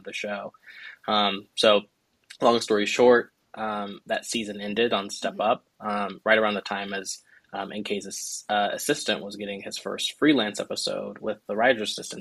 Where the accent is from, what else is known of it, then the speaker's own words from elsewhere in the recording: Los Angeles, California, United States; I grew up in South Central, so it's like I really get to like play with characters that I grew up